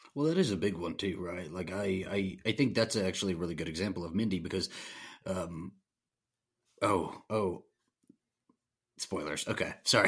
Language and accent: English; the South, United States; I, I, I'm, I'm from the South.